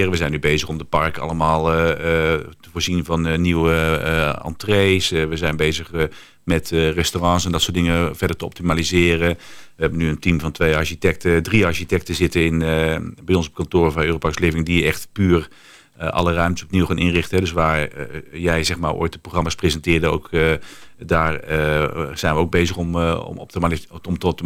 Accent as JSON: {"language": "Dutch", "country": "Netherlands", "said": "Ja, en dan ben ik even als eigenaar en als Nederlander denken"}